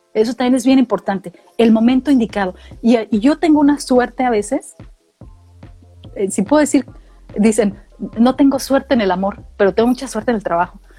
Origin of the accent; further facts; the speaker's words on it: Mexicali, Baja California, Mexico; moved away as an adult; also born or lived in San Luis Potosí; now in Australia; yo viví, yo crecí en Mexicali y Baja California. Mi familia migró para allá. Y a los quince años yo regreso a San Luis Potosí